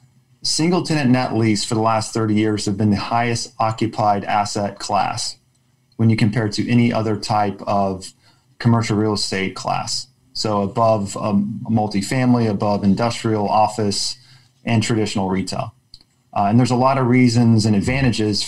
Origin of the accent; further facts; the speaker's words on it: Austin, Texas, United States; I grew up in Austin